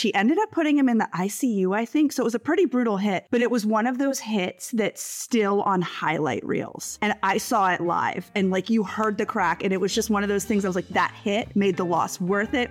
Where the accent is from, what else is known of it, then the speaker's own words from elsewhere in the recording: Stuart, Florida, United States; raised in Stuart, Florida. It is a small, beachy town on the east coast of Florida